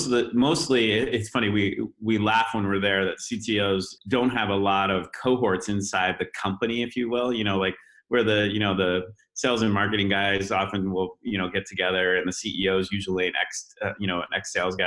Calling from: California, United States; I'm from California today.

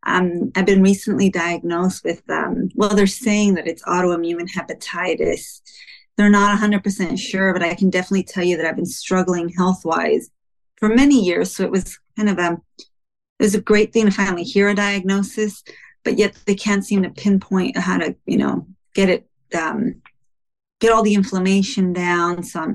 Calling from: Los Angeles, California, United States; I'm calling from Los Angeles, California.

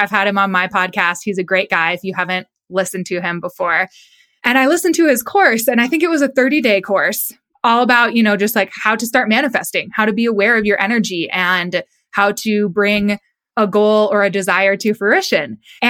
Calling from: Colorado Springs, Colorado, United States; I am out in Colorado Springs, which is just south of Denver, out in Colorado.

